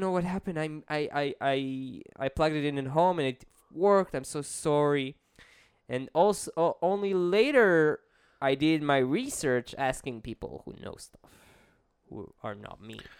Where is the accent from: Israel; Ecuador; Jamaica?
Israel; I'm an Israeli.